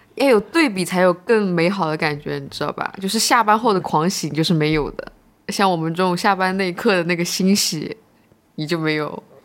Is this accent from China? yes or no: yes; Hangzhou, Zhejiang, China; 但是我们杭州人就会去啊